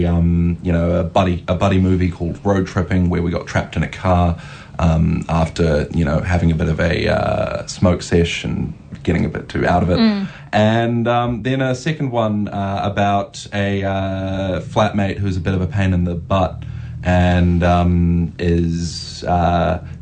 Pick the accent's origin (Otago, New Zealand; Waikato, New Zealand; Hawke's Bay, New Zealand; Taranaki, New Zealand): Waikato, New Zealand; Hamilton; I am born and raised in Hamilton.